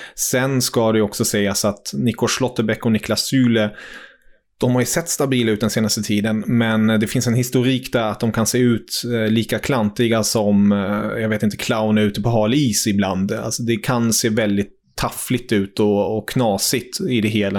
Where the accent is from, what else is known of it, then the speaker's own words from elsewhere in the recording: Hanover, Lower Saxony, Germany; now in Sweden; Jag är ju född i Tyskland, född i Hannover